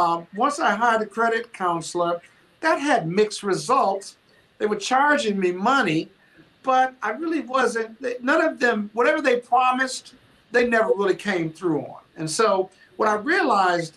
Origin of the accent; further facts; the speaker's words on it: Joliet, Illinois, United States; moved away; I'm from Joliet, Illinois